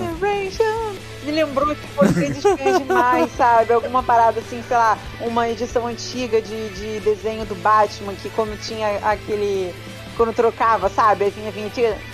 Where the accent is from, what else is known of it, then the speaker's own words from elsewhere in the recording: Rio de Janeiro, Brazil; minha Cidade Maravilhosa